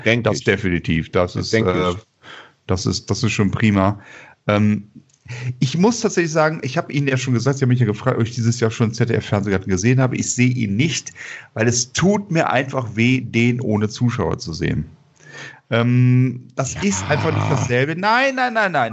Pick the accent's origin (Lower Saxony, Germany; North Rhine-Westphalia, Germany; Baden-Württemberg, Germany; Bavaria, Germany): North Rhine-Westphalia, Germany; Bonn; ich komme aus Bonn